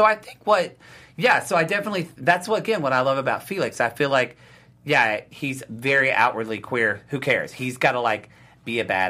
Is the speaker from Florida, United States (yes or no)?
no; Oklahoma, United States; I grew up in Oklahoma and studied Oklahoma history.